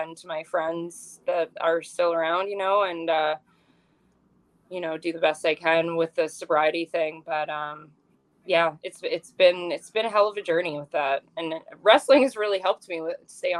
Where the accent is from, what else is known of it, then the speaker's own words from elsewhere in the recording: Ontario, Canada; now in Pacific Northwest; I'm from Ontario